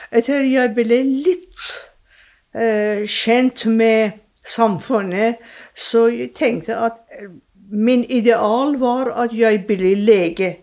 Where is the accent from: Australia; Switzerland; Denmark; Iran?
Iran; first language Persian; Norwegian is a second language; moved away as an adult; also born or lived in England / Germany; now in Drammen, Norway; jeg er født og oppvokst i Iran.